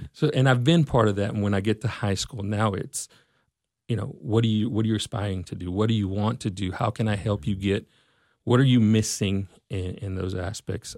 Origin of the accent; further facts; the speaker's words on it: Mesquite, Texas, United States; I'm from Mesquite, and, uh, I was, was raised here, grew up, grew up here